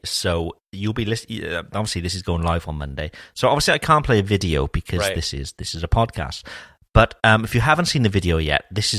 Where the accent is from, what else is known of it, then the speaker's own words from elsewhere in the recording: Wales, United Kingdom; accent: Welsh; my Welsh accent.